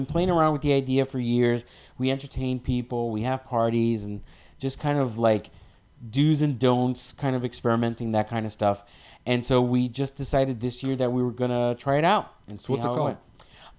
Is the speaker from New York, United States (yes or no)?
yes; New York City, New York, United States; moved away as an adult; also born or lived in New Jersey / Fort Worth, Texas; now in Las Vegas, United States; So I was born and raised in New York City, in the Bronx.